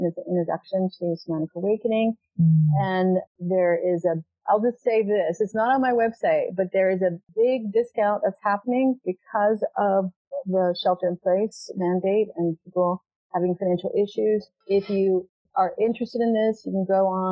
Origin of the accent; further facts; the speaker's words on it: the South, United States; I was raised in the South